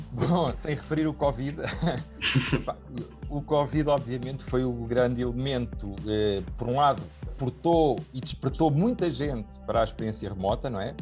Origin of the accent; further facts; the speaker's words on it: Portugal; como português